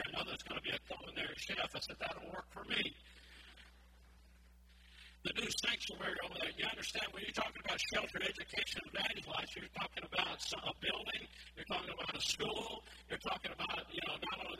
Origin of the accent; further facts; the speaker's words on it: Orange, Texas, United States; I grew up I was born in Orange, Texas, but the thing is, I spent a long time at my grandmother's house.